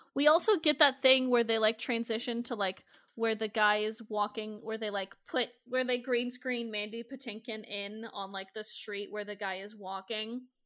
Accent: Iowa, United States; I'm from Iowa

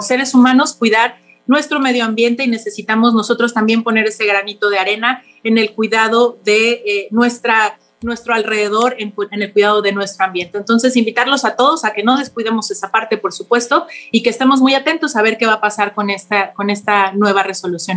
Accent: Mexico; nosotros como Estado mexicano

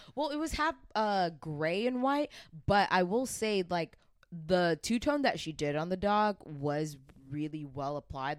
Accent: Atlanta, Georgia, United States; I'm from Atlanta

